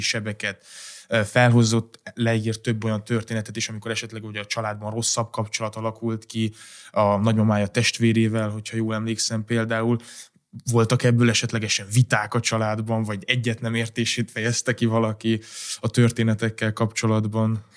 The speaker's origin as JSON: {"language": "Hungarian", "region": "Transylvania", "country": "Romania", "said": "de én erdélyi származás vagyok"}